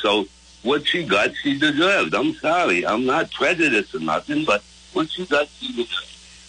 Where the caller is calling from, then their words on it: Wiscasset, Maine, United States; I'm from Wincasset.